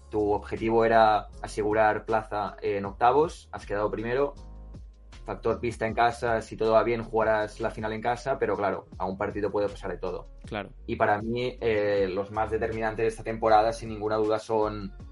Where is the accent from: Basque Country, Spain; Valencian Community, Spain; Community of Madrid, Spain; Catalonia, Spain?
Catalonia, Spain; Badalona; yo soy de Badalona de toda la vida, toda la vida